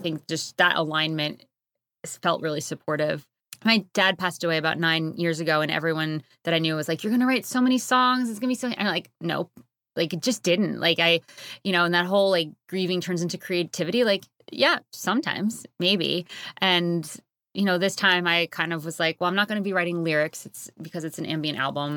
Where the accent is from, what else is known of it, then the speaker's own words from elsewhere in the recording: Connecticut, United States; also born or lived in Harlem, New York City; now in Hudson Valley, United States; I grew up in Connecticut, very clo-, like, two minutes from the New York border